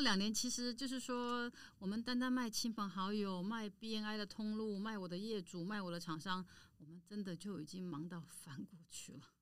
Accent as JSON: {"language": "Chinese", "region": "Taipei", "country": "Taiwan", "said": "因为我就来自迪化街嘛。当然我娘家本身就是在迪化街从事香菇跟坚果的大盘批发商，我们已经做了七十年了"}